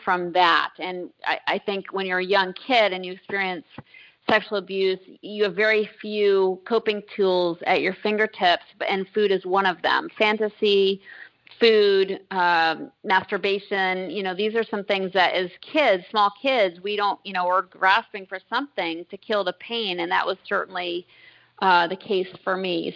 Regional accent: Concord, Massachusetts, United States; I grew up in Massachusetts in a historic town of Concord

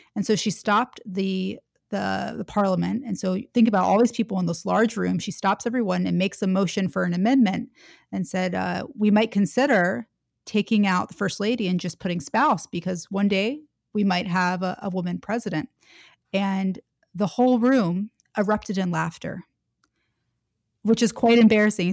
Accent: Atlanta, Georgia, United States; moved away as an adult; also born or lived in Washington, D.C.; I grew up in Atlanta, Georgia, in the South

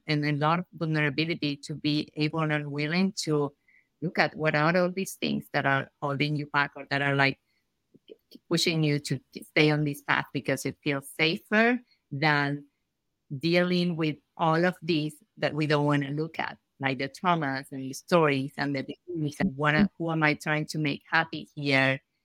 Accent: Argentina; moved away as an adult; now in United States; I'm from Argentina.

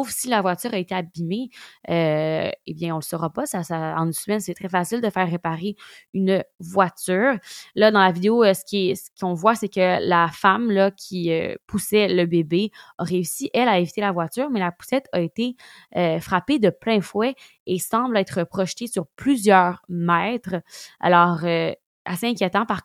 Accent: Ukraine; les températures hivernales s'installent comme chez nous en Ukraine

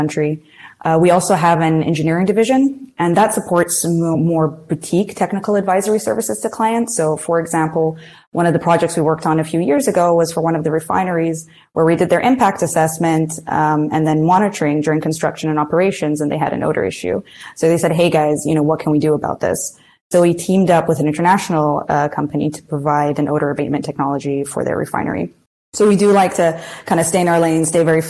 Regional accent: Gainesville, Florida, United States; moved away; also born or lived in Muscat, Oman / Washington, D.C.; So I was actually born and raised in the U.S. For my formative, or most of my formative years, at least. So I actually lived in Gainesville, Florida.

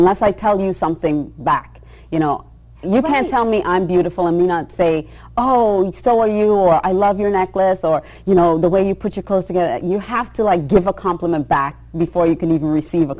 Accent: Australia; I grew up in Australia when I was surrounded by blonde, blue eyes, you know, fair skin

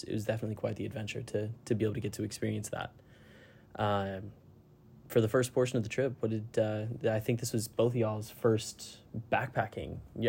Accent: Colorado, United States; now in Arizona, United States; I'm originally from Colorado. I moved back out here recently, back to Arizona, back to the desert.

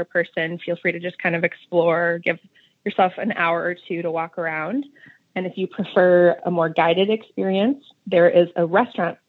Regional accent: Midwest, United States; accent: Midwestern; my Midwestern Spanish accent

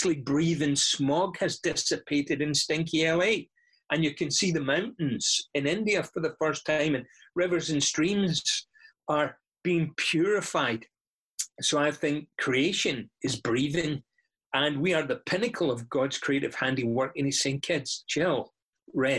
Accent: Scotland, United Kingdom; moved away; I'm from Scotland, and that's why I speak this way.

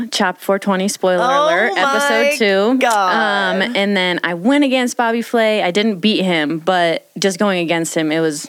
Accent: Virginia Beach, Virginia, United States; moved away as an adult; also born or lived in Aspen, Colorado; now in Colorado, United States; Virginia Beach, Virginia. Born and raised for 20 7 years.

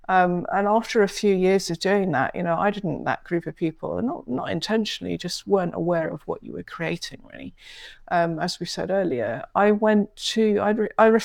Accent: London, United Kingdom; I grew up mainly in London, and while we travelled a lot, went to lots of different countries, etc.

